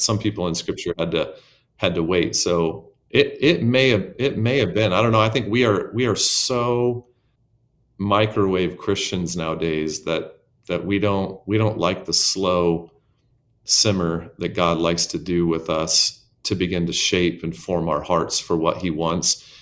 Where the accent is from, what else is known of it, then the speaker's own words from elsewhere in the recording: Arizona, United States; I grew up in a s, very small town in Arizona.